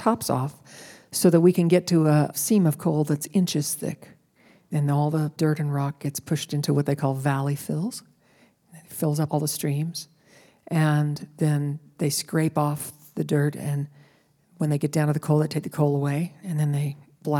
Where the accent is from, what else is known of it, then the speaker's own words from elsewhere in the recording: West Virginia, United States; I grew up in West Virginia, and both my parents grew up in coal camps.